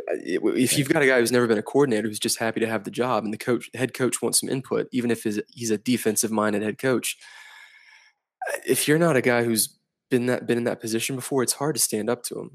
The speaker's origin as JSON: {"language": "English", "town": "Columbia", "region": "South Carolina", "country": "United States", "said": "I'm from Columbia"}